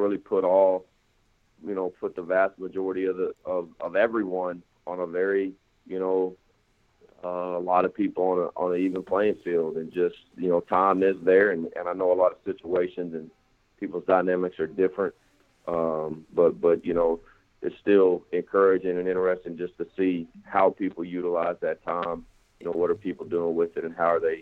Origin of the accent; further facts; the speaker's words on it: San Angelo, Texas, United States; moved away as an adult; now in Syracuse, United States; I went to Angelo State University there in my hometown of Angelo, Texas.